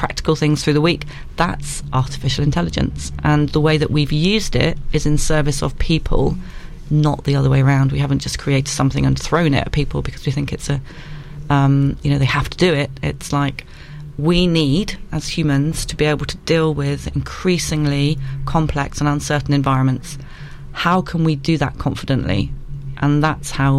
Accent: Isle of Wight, South East England, United Kingdom; I'm from the Isle of Wight.

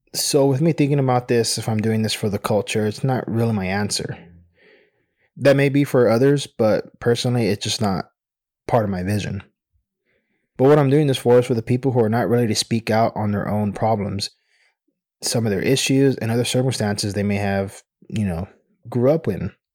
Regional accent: United States; I'm Mexican American

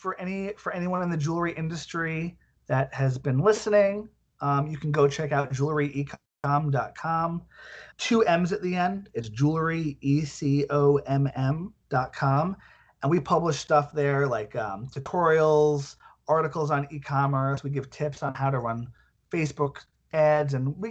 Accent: Centurion, Gauteng, South Africa; I'm from Centurion.

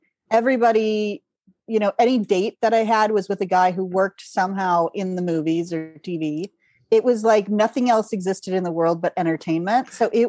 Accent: Minneapolis, Minnesota, United States; moved away; I grew up in Minneapolis, which is a big city, and I love living in my tiny town now.

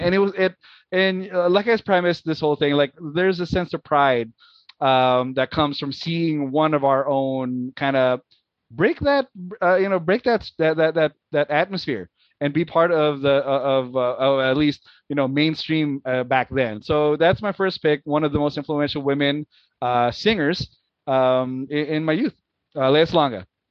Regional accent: Philippines; moved away; We we grew up in the Philippines, so growing up in the Philippines, uh, when you know as a as a young man

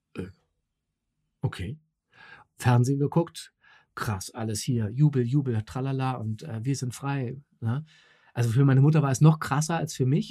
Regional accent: Berlin, Germany; ich bin in West-Berlin Westberlin äh, groß geworden mit Mickey Mouse und Coca-Cola

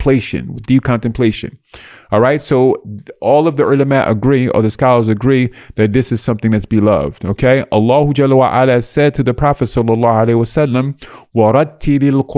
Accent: United States; I'm raised American

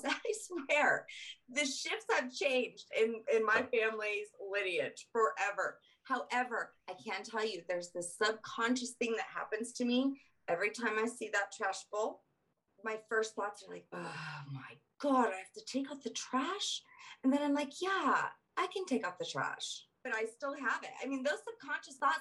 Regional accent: Colorado, United States; also born or lived in Southern United States; I'm Southern, so I'm from Southern background, and I came to Colorado. So growing up here

